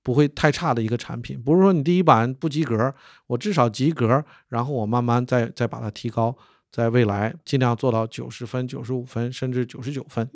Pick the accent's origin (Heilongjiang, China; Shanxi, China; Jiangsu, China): Heilongjiang, China; Harbin; 我的老家是哈尔滨